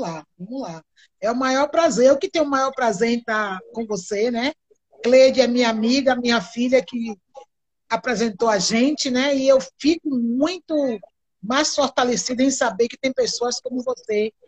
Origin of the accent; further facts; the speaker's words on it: Quilombo da Muribeca, between Madre de Deus and Candeias, Bahia, Brazil; Eu nasci no Quilombo da Muribeca, entre Madrideus e Candeias, aqui na Bahia.